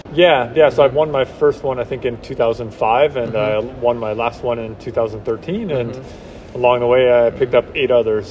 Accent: a town outside Seattle, Washington, United States; moved away; also born or lived in Salt Lake City, Utah; I'm from Washington State, so yeah. a town right outside Seattle

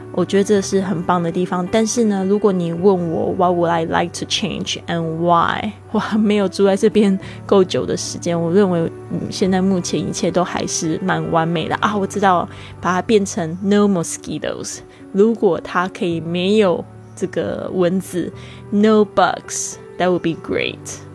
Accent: Kaohsiung, Taiwan; moved away as an adult; also born or lived in Spain; now in Taitung, Taiwan; 高雄呢，是我住在这个高雄，从这个西班牙回来之后，我已经住了一年，我现在人是在台东

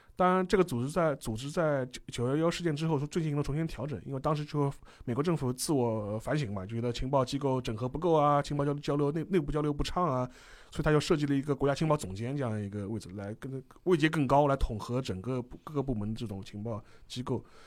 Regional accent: China; 我们中国人

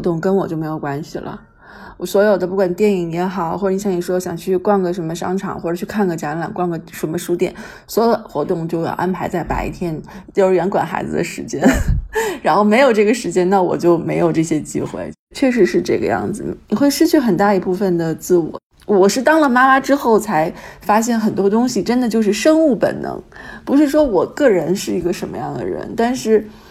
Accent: Beijing, China; 我自己也是从小就在北京念书嘛，然后上高中上大学

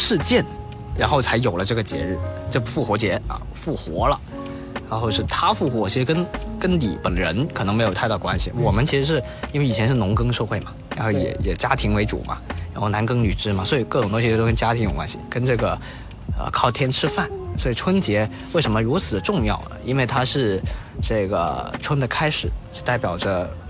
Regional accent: Guangdong, China; 因为像我们广东人其实很少看春晚嘛，

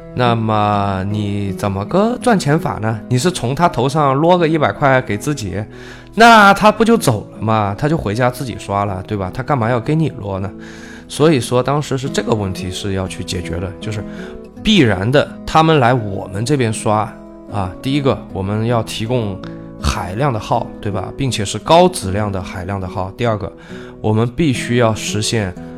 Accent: China; 我们中国人

